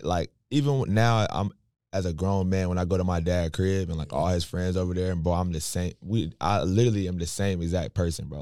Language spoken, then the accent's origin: English; Raleigh, North Carolina, United States; We grew up in Washington Terrace on the south side